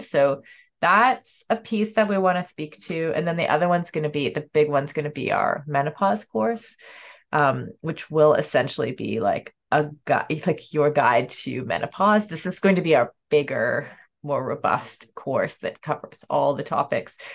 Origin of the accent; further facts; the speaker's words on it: Canada; as a Canadian